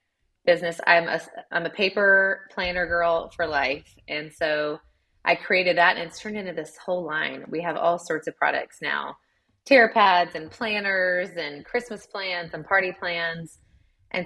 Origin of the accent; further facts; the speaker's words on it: Chattanooga, Tennessee, United States; moved away as an adult; now in Columbia, United States; I'm from Chattanooga, Tennessee.